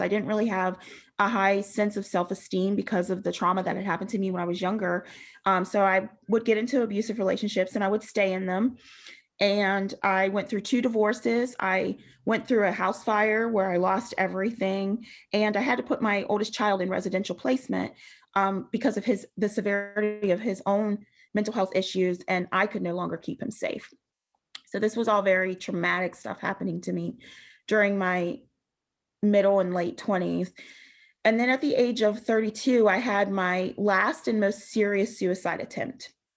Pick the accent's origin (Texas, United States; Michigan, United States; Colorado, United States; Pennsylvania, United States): Pennsylvania, United States; Western; I grew up in Western Pennsylvania in a pretty rural area